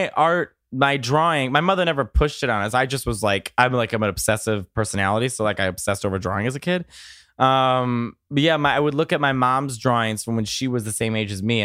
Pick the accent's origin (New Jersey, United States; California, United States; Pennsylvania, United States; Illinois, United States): Illinois, United States; Chicago; I grew up in Chicago, which is like this giant city